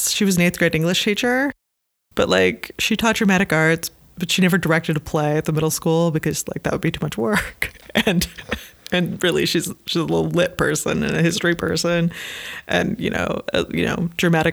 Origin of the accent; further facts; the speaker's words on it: Omaha, Nebraska, United States; also born or lived in Iowa City, Iowa / Chicago, Illinois; Born and raised. Omaha, Nebraska